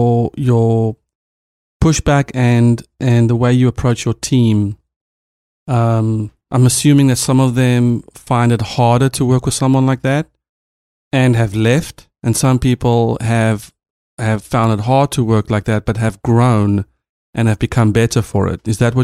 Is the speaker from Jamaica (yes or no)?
no; South Africa; As a South African CTO, I had a team of mostly Americans, and we were a young startup.